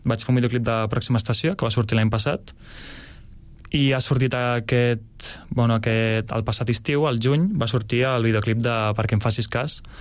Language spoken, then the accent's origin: Catalan; Escaldes-Engordany, Andorra; moved away as an adult; now in Sabadell, Spain; vaig néixer aquí a Sabadell, però per feina del meu pare vam anar a viure a Andorra tota la família i clar, he viscut allà dels dos anys als 18.